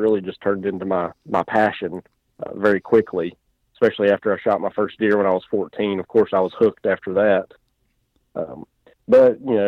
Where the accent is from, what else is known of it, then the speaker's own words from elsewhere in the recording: North Carolina, United States; Yeah, I was born and raised in North Carolina. Been here my entire life. I'm 33 years old, and didn't really grow up in a hunting family.